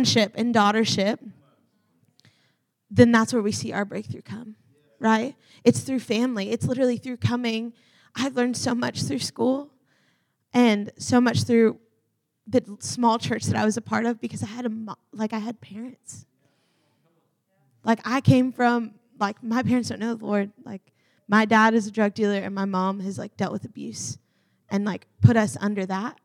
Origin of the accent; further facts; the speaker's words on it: the South, United States; I'm from the South